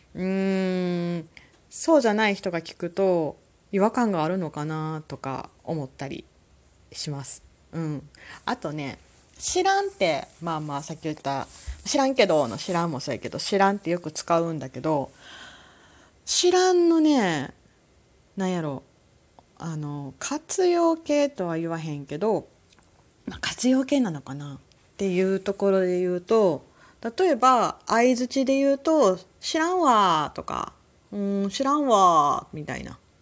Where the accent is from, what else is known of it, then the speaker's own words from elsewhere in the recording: Kansai, Japan; accent: Kansai-ben; 生まれ育った関西